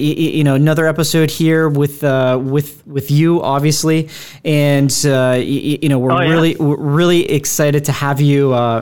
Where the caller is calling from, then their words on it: Boston, Massachusetts, United States; From Boston. Yes.